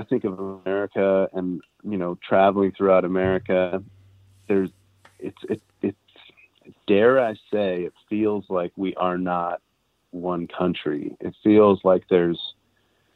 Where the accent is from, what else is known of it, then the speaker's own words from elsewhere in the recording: United States; I straight up just tell people I'm Canadian. I don't even bother with saying I'm American.